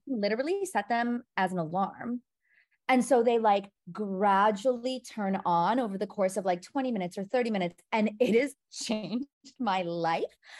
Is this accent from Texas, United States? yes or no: no; Milwaukee, Wisconsin, United States; moved away as an adult; now in New York, United States; I am originally from Milwaukee, Wisconsin